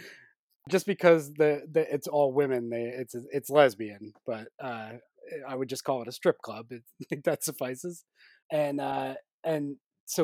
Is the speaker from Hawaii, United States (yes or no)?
no; New Jersey, United States; also born or lived in New York; New Jersey, my home state